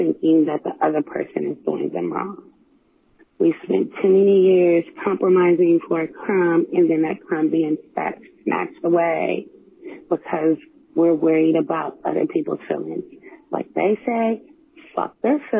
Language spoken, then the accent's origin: English; West Virginia, United States; moved away as an adult; now in Texas, United States; I'm a Nigerian-American from West Virginia